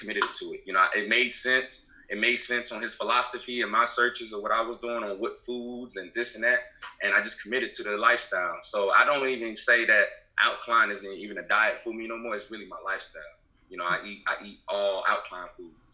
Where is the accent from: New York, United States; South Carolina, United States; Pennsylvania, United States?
South Carolina, United States; Beaufort; I'm from South Carolina, Beaufort, South Carolina to be exact, the Low Country. I'm just just a good old Low Country Geechee boy.